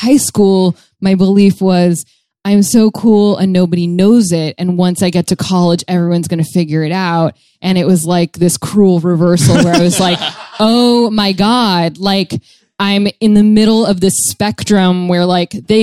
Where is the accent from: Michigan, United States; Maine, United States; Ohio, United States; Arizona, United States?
Arizona, United States; Tucson; I'm from Tucson